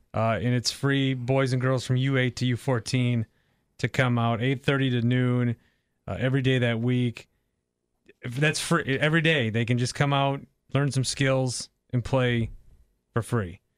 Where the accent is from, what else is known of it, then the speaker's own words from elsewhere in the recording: Fond du Lac, Wisconsin, United States; moved away; I'm from Fond du Lac